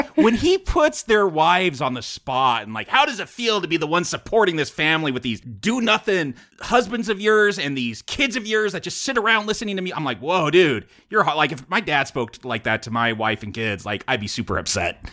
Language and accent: English; Simi Valley, California, United States; I grew up in Simi Valley